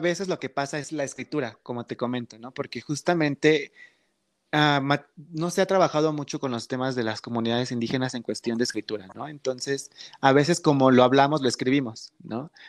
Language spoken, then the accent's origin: Spanish; Pinotepa Nacional, Oaxaca, Mexico; yo soy originario de aquí de la, ah, región de la Mixteca, principalmente de Pinotapa Nacional